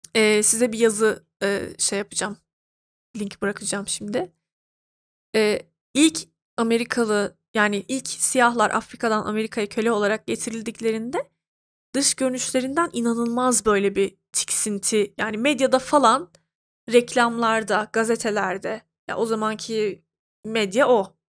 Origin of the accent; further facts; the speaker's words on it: Turkey; Ben mesela bir Türk'üm